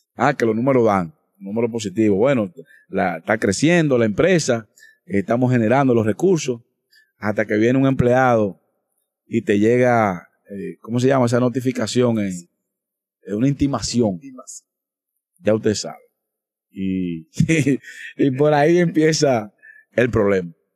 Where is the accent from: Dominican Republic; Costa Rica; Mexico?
Dominican Republic; como dominicano